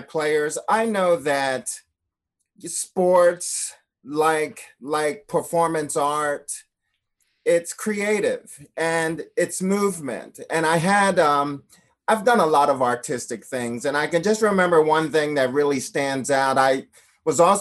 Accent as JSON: {"language": "English", "area": "just outside of Philadelphia", "region": "New Jersey", "country": "United States", "tie": "born or raised there", "said": "growing up in New Jersey, just outside of Philadelphia"}